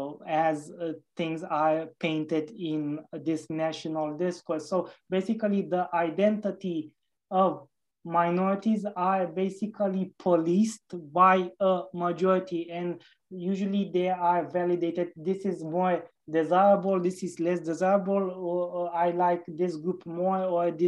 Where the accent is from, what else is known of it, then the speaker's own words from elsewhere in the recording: Romania; Romania, my home country